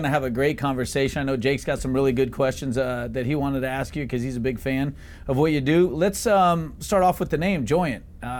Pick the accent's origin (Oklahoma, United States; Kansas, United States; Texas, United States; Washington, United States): Texas, United States; I'm from Texas